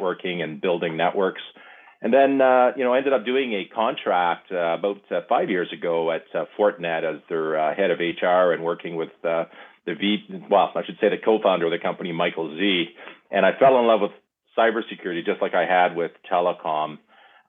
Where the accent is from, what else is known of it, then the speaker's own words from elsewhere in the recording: Ontario, Canada; I grew up in Ontario